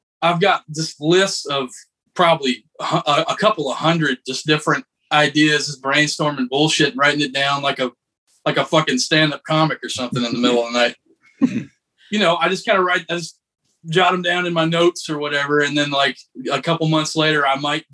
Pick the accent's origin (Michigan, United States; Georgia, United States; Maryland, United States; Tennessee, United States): Georgia, United States; Douglasville; my hometown of Douglasville, Georgia